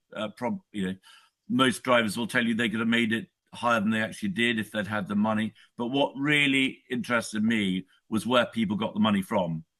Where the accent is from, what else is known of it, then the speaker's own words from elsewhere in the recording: United Kingdom; I'm a Brit. I live in the UK